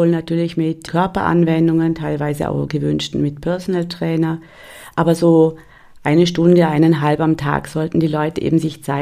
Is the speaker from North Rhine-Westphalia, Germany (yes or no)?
yes; North Rhine-Westphalia, Germany; Bei uns in Westfalen gibt es